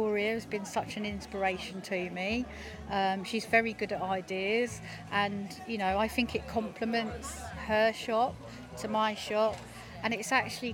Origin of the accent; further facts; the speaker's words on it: Felixstowe, East of England, United Kingdom; being born, bred round Felixstowe, you know, it's my hometown